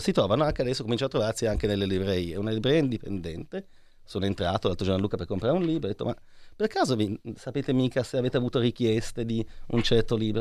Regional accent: Lucca, Tuscany, Italy; io sono di Lucca

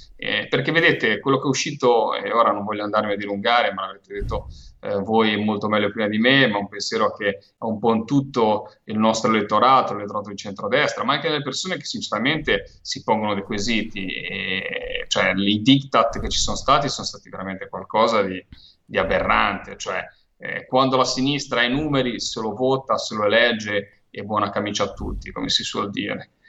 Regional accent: Liguria, Italy; da Ligure, da pescatore, da uomo di mare

